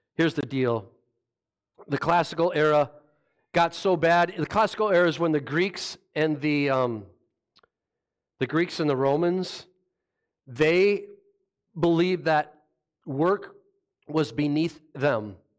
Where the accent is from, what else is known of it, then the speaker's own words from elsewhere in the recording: Rochester, Minnesota, United States; I grew up in Rochester